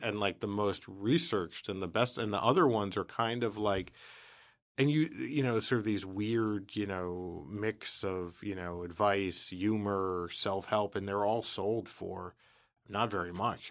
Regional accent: New York City, New York, United States; I was from the Bronx

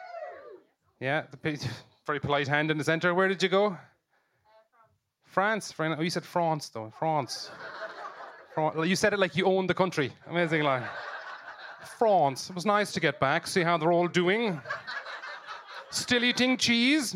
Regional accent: Limerick, Munster, Ireland; I'm from Limerick.

